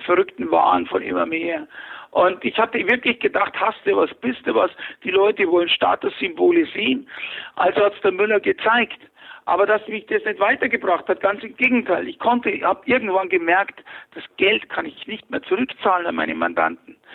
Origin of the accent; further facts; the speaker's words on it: Fürstenfeldbruck, Bavaria, Germany; ich bin geboren 1955 in Fürstenfeldbruck bei München